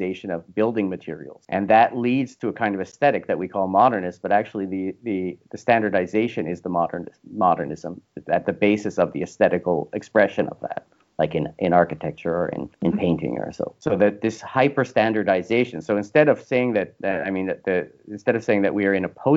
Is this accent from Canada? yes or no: yes; Canada; I'm Canadian